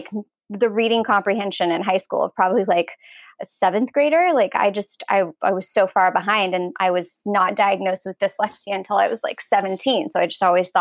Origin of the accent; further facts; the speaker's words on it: Los Angeles, California, United States; Well, I actually grew up in Los Angeles, so born here